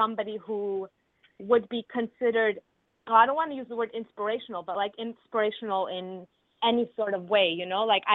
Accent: Lebanon; now in Toronto, Canada; I'm originally from Lebanon. And when I was born, it was during the war

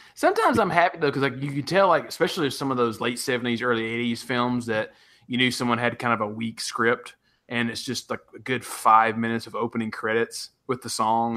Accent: West Tennessee, United States; also born or lived in Knoxville, Tennessee; I grew up in West Tennessee

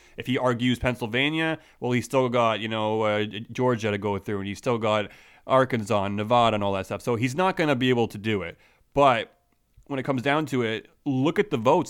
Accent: Canada; I'm Canadian.

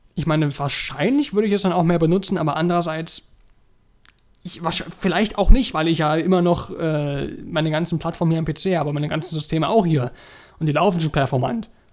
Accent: Germany; bei uns in Deutschland

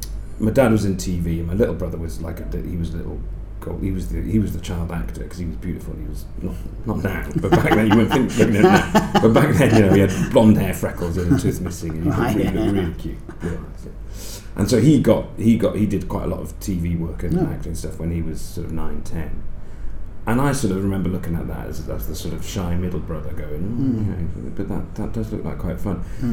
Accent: Cardiff, Wales, United Kingdom; I grew up in Cardiff. My dad's from West Wales, from a sort of farming background. My mum's from Cardiff Irish, working class family, whose roots are in the west of Ireland.

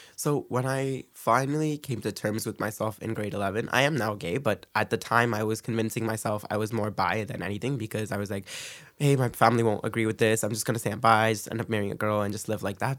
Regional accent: Brampton, Ontario, Canada; moved away as an adult; now in Scarborough, Canada; I was raised in Brampton

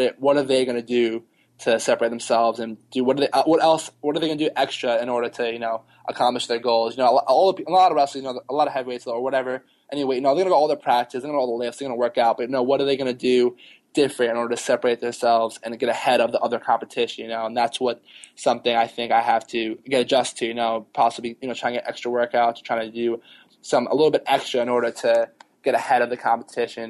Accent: New York City, New York, United States; I grew up in Queens when I was younger, so Mets

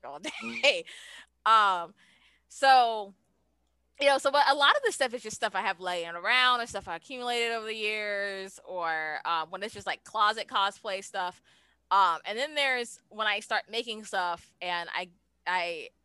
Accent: New Orleans, Louisiana, United States; I'm from New Orleans

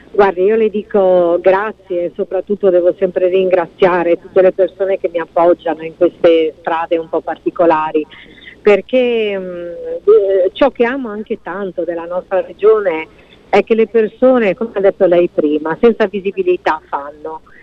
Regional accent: Friuli-Venezia Giulia, Italy; il Friuli Venezia Giulia, dottoressa, quindi è la mia regione, la mia terra, sono le mie persone, sono la mia gente

